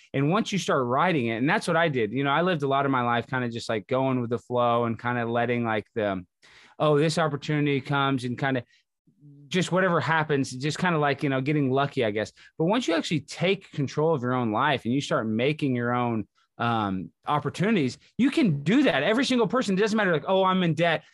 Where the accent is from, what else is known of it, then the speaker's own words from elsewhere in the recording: Texas, United States; moved away as an adult; also born or lived in Baton Rouge, Louisiana / Los Angeles, California; I grew up in Texas, went to college in Louisiana